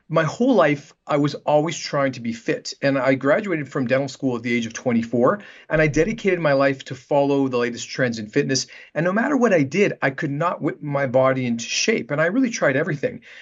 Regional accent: Canada; moved away as an adult; also born or lived in Vancouver, Canada; now in Manhattan Beach, United States; I'm Canadian, and um, I practiced in Canada for about ten years in Vancouver before moving down to Los Angeles, and I've been here in Manhattan Beach for the last 20 years.

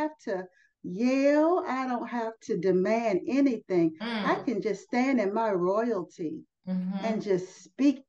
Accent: United States; I'm an American

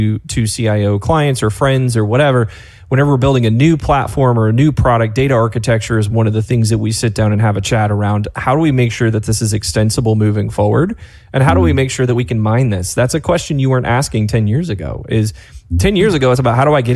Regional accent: North Georgia, United States; accent: Southern; I grew up in a trailer in North Georgia. My Southern's going to come out here in a minute

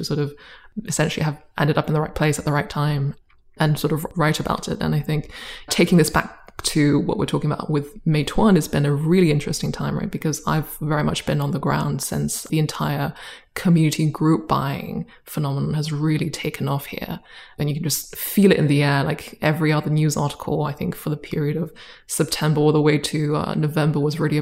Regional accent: United Kingdom; accent: British; also born or lived in Boston; now in China; I moved with my family to the UK when I was 8, and have sort of been there for the past few decades

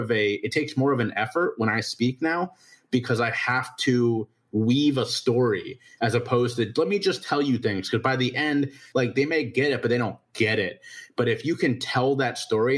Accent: Cincinnati, Ohio, United States; moved away as an adult; now in South Carolina, United States; I was born in Cincinnati, Ohio, the oldest of four boys

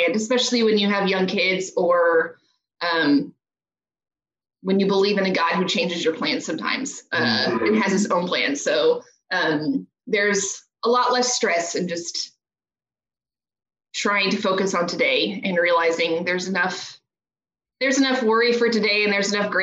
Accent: Houston, Texas, United States; moved away as an adult; I grew up in Houston and my whole family is here

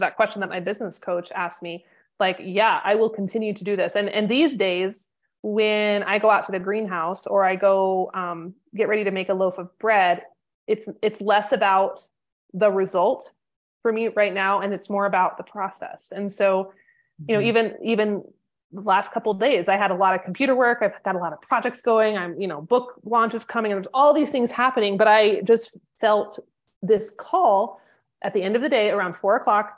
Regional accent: North Idaho, United States; I'm from North Idaho.

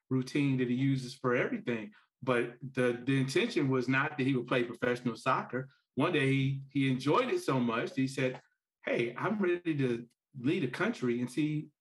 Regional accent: Gary, Indiana, United States; I grew up in Gary, Indiana

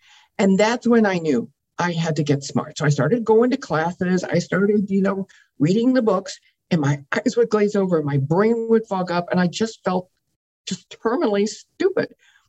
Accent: Midwest, United States; I grew up in the Midwest with a very wealthy family

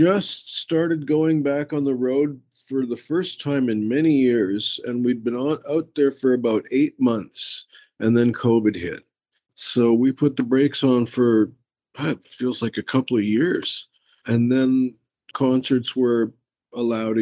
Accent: Winnipeg, Manitoba, Canada; I was born in Winnipeg, Manitoba.

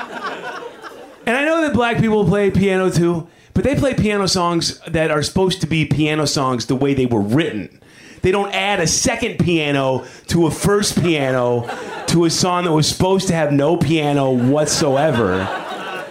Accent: Chicago, Illinois, United States; also born or lived in West Hollywood; now in Los Angeles, United States; I'm from Chicago, which is not diverse at all.

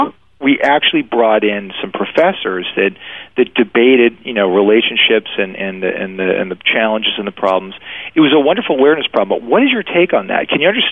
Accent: Maine, United States; I mean, I'm from Maine, you know, so believe me, I was trying to work through it

